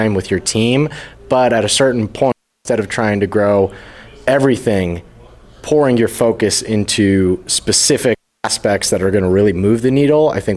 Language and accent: English; Las Vegas, Nevada, United States; I'm from Las Vegas.